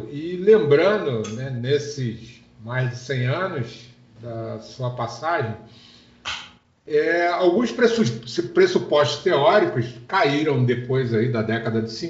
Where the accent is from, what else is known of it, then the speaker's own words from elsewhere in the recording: Rio de Janeiro, Brazil; É, eu sou carioca, como vocês, fico muito triste com o Rio de Janeiro